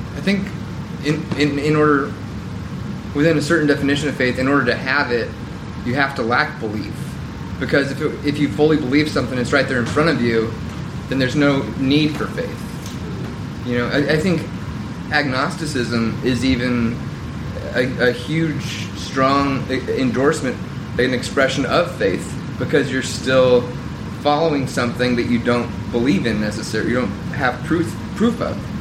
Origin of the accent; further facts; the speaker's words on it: Southern Bible Belt, United States; growing up in the Southern Bible Belt